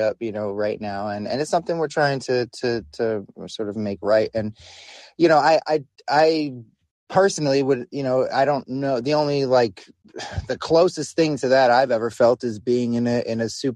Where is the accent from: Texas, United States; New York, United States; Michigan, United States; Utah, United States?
New York, United States; I'm from New York